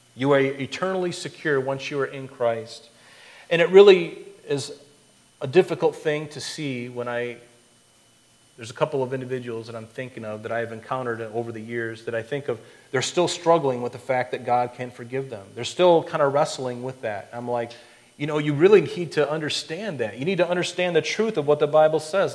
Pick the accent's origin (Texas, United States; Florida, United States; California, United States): Florida, United States; I grew up in Florida